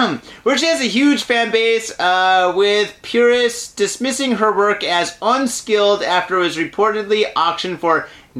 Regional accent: Detroit, Michigan, United States; also born or lived in San Francisco; now in Japan; I did grow up in Detroit

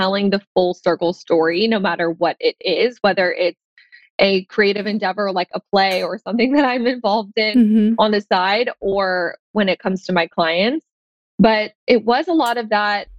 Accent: Tampa, Florida, United States; now in Santa Monica, United States; I am in Santa Monica, California, but I grew up in Tampa, Florida

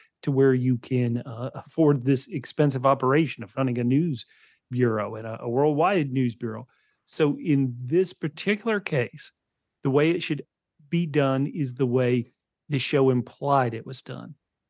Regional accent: United States; I'm an American

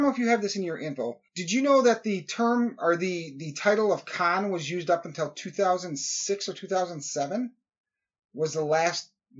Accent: United States; we're American

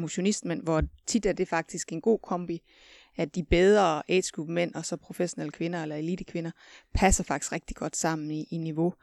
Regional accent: West Jutland, Central Denmark Region, Denmark; nu kommer jeg fra Vestjylland

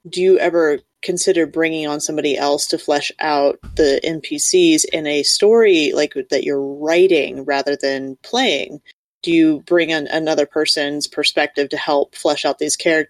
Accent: Kansas, United States; I come being from Kansas, I am from a family of farmers

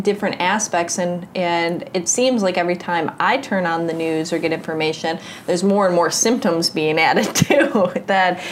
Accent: United States; growing up in the United States

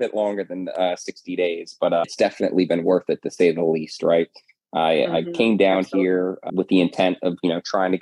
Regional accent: New Jersey, United States; moved away as an adult; now in Florida, United States; I came from New Jersey down to Florida back in 2014

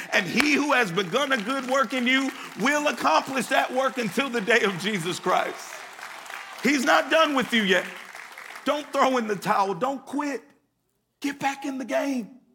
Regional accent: Connecticut, United States; now in Atlanta, United States; I grew up in Connecticut

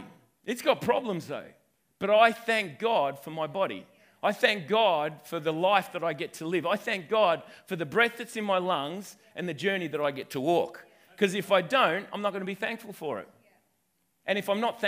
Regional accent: Wentworth, New South Wales, Australia; I'm originally from Wentworth, but my lineage goes all the way back to Scotland

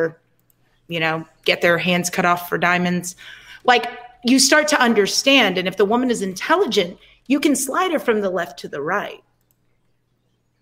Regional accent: United States; I'm American

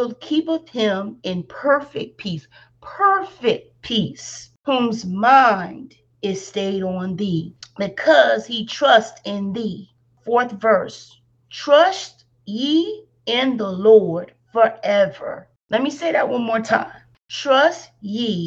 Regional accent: Alabama, United States; accent: country; Yes, I'm from Alabama. So the country does come out in my vocabulary quite a lot.

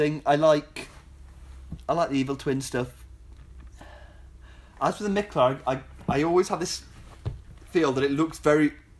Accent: England, United Kingdom; I think it doesn't help being very English.

